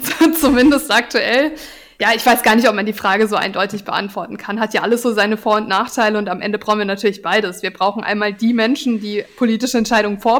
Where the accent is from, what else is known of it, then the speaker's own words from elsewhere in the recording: Karlsruhe, Baden-Württemberg, Germany; Also ich, ich komme einfach aus Karlsruhe, ich bin hier verwurzelt.